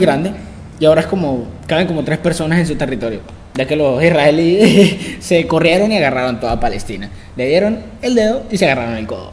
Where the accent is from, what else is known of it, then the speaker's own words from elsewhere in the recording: Valencia, Carabobo, Venezuela; somos de Valencia, Estado Carabobo, Venezuela